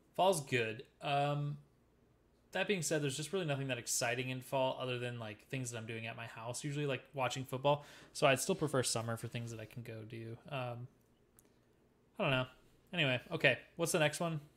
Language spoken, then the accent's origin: English; Midwest, United States; I'm a Midwesterner